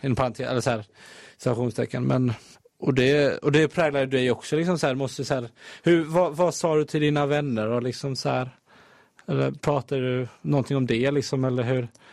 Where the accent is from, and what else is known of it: Halmstad, Halland County, Sweden; moved away